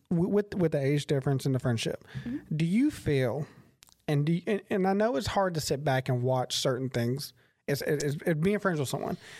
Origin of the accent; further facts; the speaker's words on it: Crockett, United States; I'm from Crockett, and people are there genuinely oh, like people there are really kind of like they're set in their ways